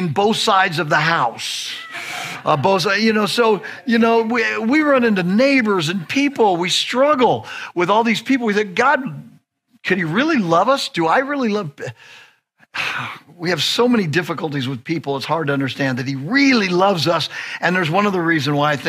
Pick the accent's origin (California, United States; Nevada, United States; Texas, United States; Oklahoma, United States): California, United States; Southern; I'm from Southern California